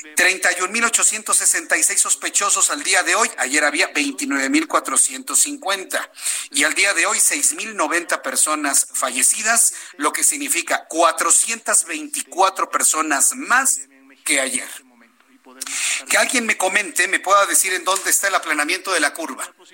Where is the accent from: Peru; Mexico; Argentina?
Mexico